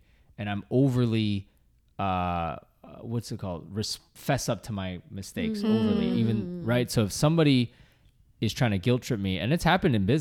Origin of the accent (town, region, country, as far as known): Boston, Massachusetts, United States; born or raised there; now in New York, United States